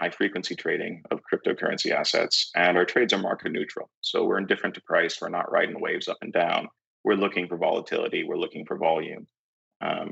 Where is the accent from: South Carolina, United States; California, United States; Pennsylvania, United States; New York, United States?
California, United States; San Francisco; I'm from San Francisco